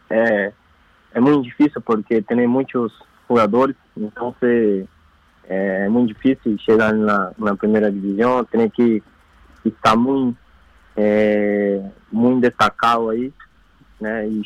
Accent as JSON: {"language": "Spanish", "region": "São Paulo", "country": "Brazil", "second_language": "Spanish", "said": "Yo soy de São Paulo. De São Pablo. Paulo. Interior de São Paulo."}